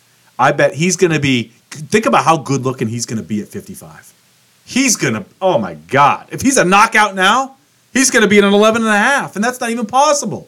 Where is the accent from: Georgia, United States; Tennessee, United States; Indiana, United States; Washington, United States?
Washington, United States; Seattle; I'm born and raised in Seattle. I live a mile and a half from Seahawks training camp